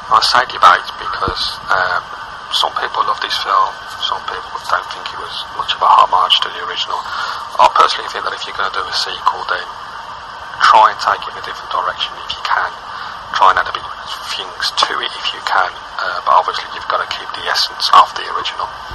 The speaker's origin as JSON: {"language": "English", "region": "England", "country": "United Kingdom", "said": "I'm English"}